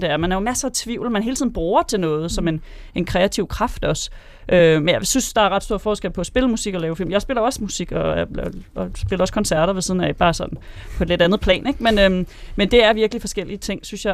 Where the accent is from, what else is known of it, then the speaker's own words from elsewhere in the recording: Karlslunde, Zealand, Denmark; Jeg kommer fra Karlstrup, øh, Karlslunde